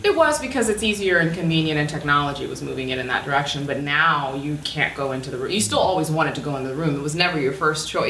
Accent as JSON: {"language": "English", "town": "Los Angeles", "region": "California", "country": "United States", "tie": "born or raised there", "also_born_or_lived": "South Orange County / San Clemente, California", "said": "I was born at UCLA Medical, I was born and raised in Koreatown"}